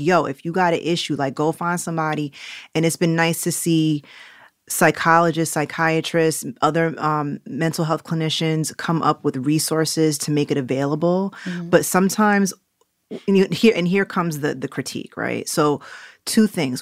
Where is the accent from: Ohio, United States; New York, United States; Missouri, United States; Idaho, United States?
New York, United States; New York City; accent: New Yorkness; also born or lived in Jamaica (ancestry); now in Los Angeles, United States; I grew up on 119th Street and Lenox